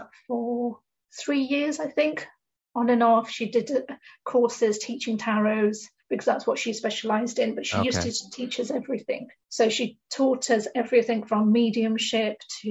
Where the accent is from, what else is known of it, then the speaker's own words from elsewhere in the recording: United Kingdom; my personal background is that I'm an Indian woman in the UK, and growing up, there's certain expectations that you have